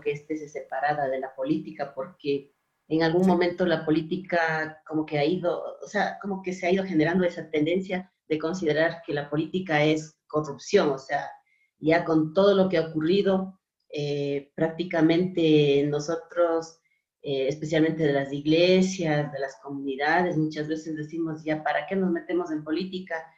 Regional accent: Otavalo, Imbabura, Ecuador; yo soy de Imbabura, de Otavalo

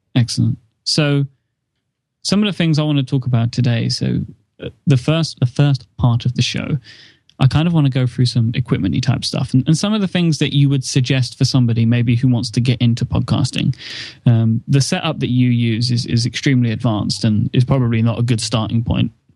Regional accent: United Kingdom; I'm British

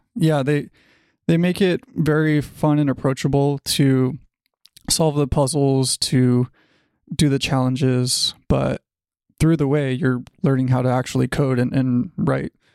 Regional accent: Los Angeles, California, United States; I am from Los Angeles, California. I've pretty much been here my whole life

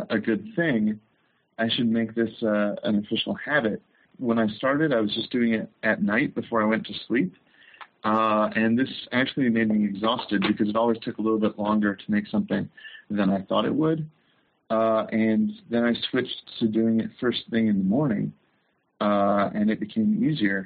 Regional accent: Chicago, Illinois, United States; moved away as an adult; now in Los Angeles, United States; I come from Chicago.

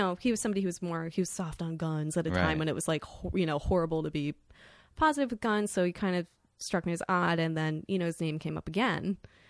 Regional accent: Florida, United States; I grew up in Florida, so I was really used to seeing people with guns all the time.

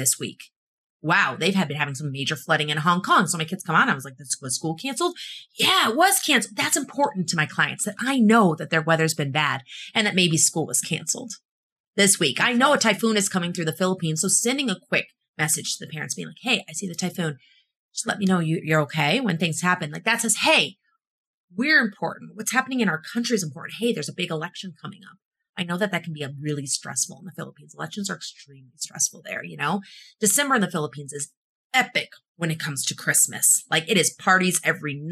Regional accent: Illinois, United States; moved away as an adult; also born or lived in East Coast / California; I'm from Illinois originally.

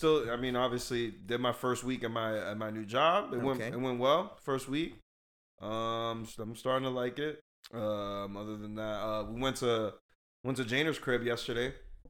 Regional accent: Boston, Massachusetts, United States; now in Orlando, United States; I don't even say I'm from Boston really anymore. I'd be saying I'm from Orlando now.

